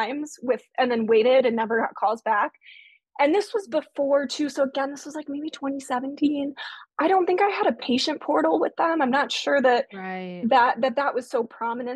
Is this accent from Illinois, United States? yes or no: yes; Chicago, Illinois, United States; moved away as an adult; also born or lived in Indiana; I was living in Indiana, but I grew up in the Chicago area